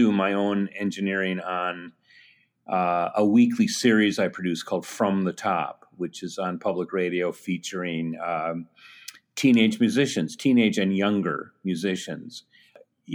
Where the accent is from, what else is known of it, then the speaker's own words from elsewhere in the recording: Madison, Wisconsin, United States; I grew up in Madison, Wisconsin